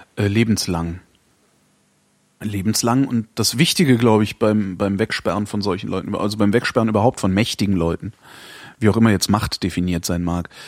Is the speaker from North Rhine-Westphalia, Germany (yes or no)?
yes; Cologne, North Rhine-Westphalia, Germany; ich bin ja auch Kölner, also ich komme aus einer katholischen Region